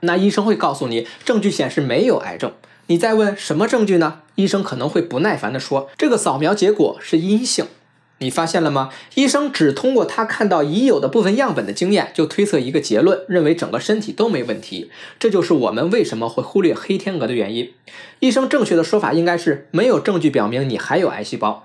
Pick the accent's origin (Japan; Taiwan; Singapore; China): China; 我们中国人